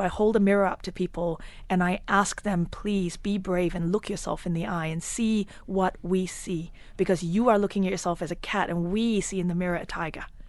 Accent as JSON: {"language": "English", "country": "Australia", "moved": "as an adult", "lives_now": "United Arab Emirates", "said": "my home country of Australia. I lived there for nineteen years"}